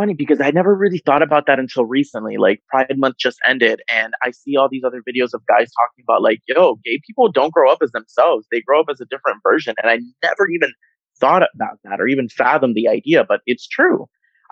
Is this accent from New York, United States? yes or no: no; Miami, Florida, United States; born and raised in Miami in South Florida, Nicaraguan American